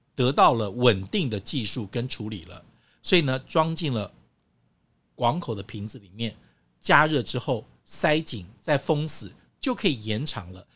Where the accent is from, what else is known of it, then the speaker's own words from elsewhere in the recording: Taiwan; 像我们中国人，像台湾人